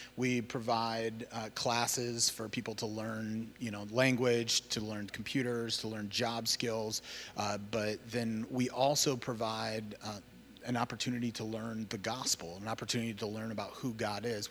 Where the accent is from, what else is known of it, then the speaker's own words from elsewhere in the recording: Cedar Rapids, Iowa, United States; moved away as an adult; I grew up in Cedar Rapids, Iowa, and, uh, that's where I'm from originally.